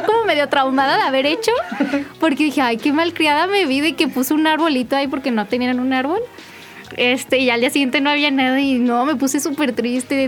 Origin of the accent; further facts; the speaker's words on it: Mexico City, Mexico; me mudé a la Ciudad de México